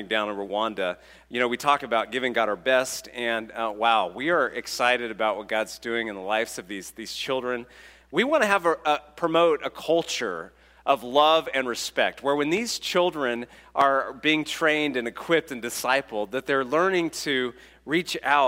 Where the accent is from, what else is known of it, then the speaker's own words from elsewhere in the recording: California, United States; I'm from California